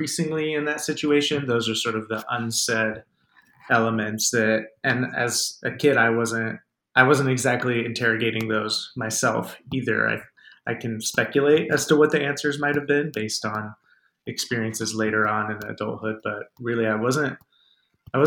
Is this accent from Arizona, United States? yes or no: yes; Tempe, Arizona, United States; born or raised there